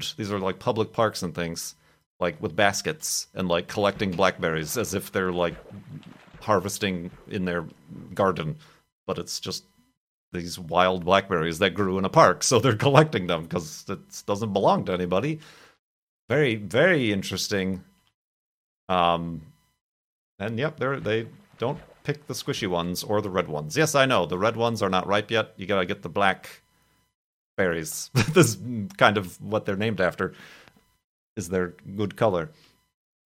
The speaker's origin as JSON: {"language": "English", "region": "Illinois", "country": "United States", "tie": "born or raised there", "also_born_or_lived": "Arizona", "moved": "yes", "said": "Obviously, I'm from Illinois. As a kid, we visited Iowa."}